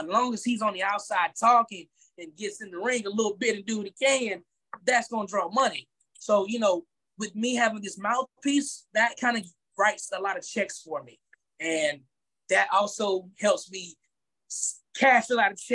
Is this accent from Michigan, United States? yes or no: no; Macon, Georgia, United States; also born or lived in Atlanta, Georgia; here in Macon, Georgia, my hometown